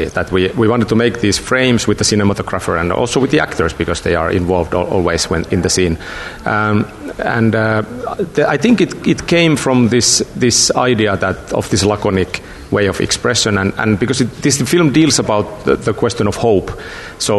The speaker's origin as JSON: {"language": "English", "region": "Lapland", "country": "Finland", "tie": "born or raised there", "said": "the north of Finland, where I come from. I grew up in Lapland"}